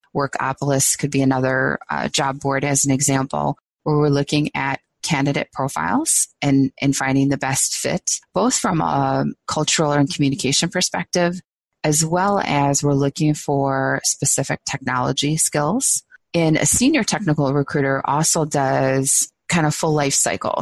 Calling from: Minneapolis, Minnesota, United States; I'm calling from from Minneapolis

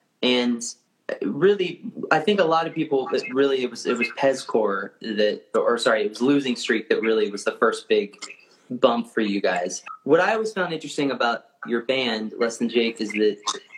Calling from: Lancaster, Pennsylvania, United States; I'm emanating from Lancaster, Pennsylvania.

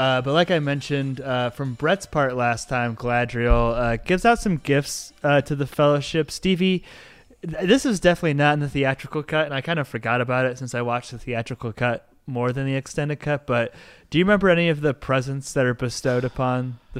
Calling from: Louisville, Colorado, United States; I don't know if I said I'm recording from Louisville, Colorado

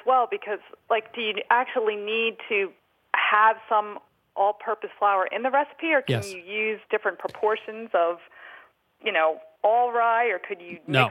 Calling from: Philadelphia, Pennsylvania, United States; Outside of Philadelphia.

